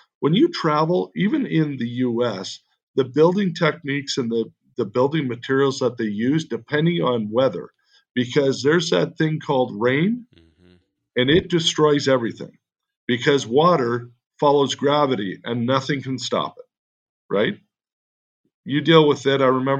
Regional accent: Canada; now in United States; When we immigrated from Canada, we got a green card.

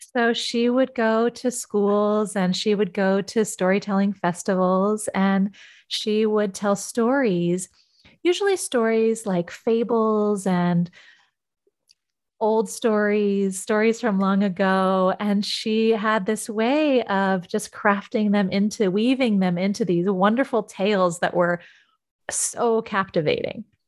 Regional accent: Yosemite, California, United States; I grew up in Yosemite.

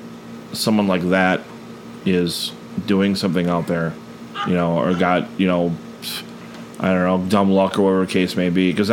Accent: Buffalo, New York, United States; moved away; I was born in Buffalo. I wasn't here, like, my whole life, but, you know, born in Buffalo.

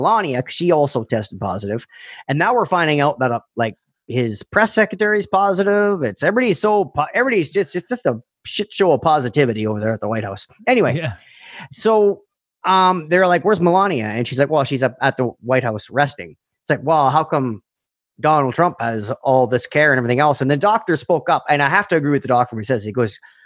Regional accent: Canada; We're Canadian

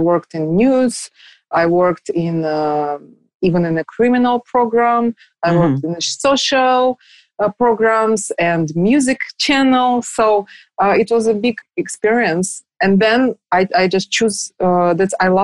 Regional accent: Moscow, Russia; also born or lived in Germany; we just moved back to Moscow

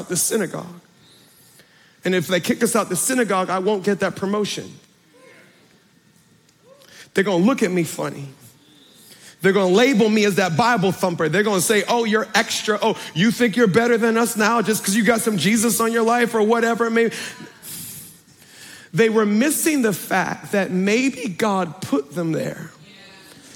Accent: Baltimore, Maryland, United States; I'm from Baltimore through and through

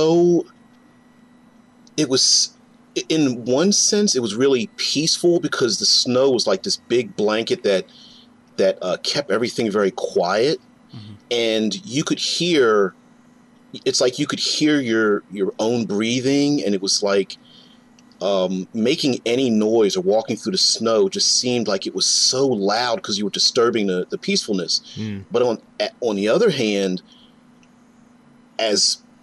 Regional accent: Philadelphia, Pennsylvania, United States; also born or lived in central Ohio; now in Ohio, United States; I'm in Ohio now, central Ohio, but I grew up on the East Coast, Philadelphia, Pennsylvania

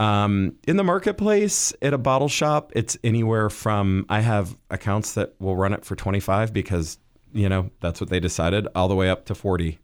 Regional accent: Midwest, United States; I grew up in the Midwest

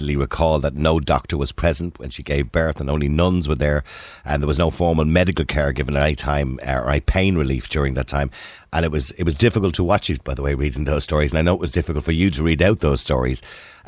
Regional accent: Ireland; I was born in St. Patrick's Home on Lavin Road in 1963

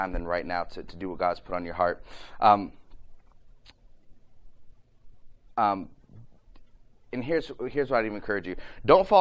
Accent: Ohio, United States; I'm from Ohio

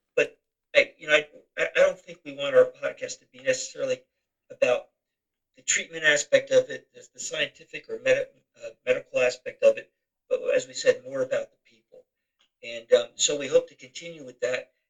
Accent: Philadelphia, Pennsylvania, United States; my hometown baseball team plays such a prominent role

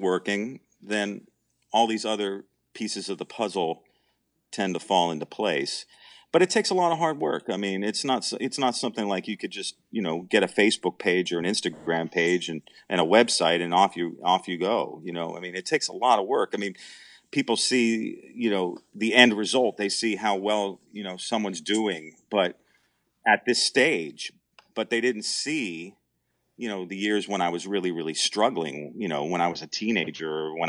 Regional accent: Wilkes-Barre, Pennsylvania, United States; She's from the Allentown area, and I'm from Wilkes-Barre.

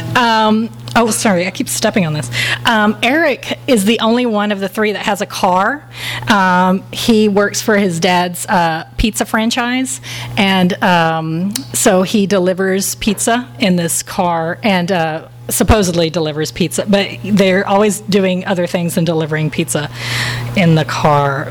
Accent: Texas, United States; I am from Texas

